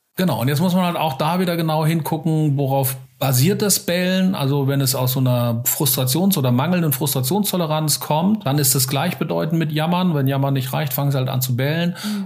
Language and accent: German; Hesse, Germany; bei uns in Hessen